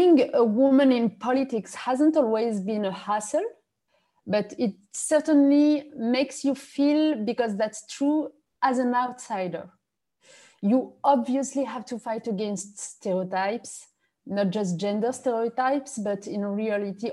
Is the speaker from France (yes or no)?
yes; France; English is a second language; also born or lived in Morocco; now in Paris, France; I arrived in France only when I was 4 years old